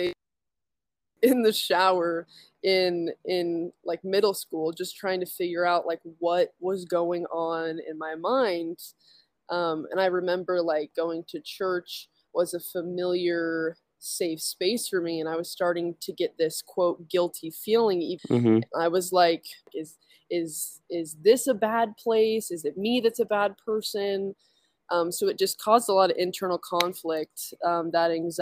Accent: Utah, United States; I grew up in Utah.

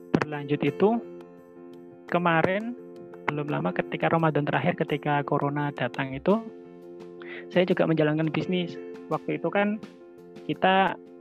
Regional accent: Lamongan, East Java, Indonesia; waktu SMA di Lamongan itu kan kebetulan saya juga ikut di Pramuka

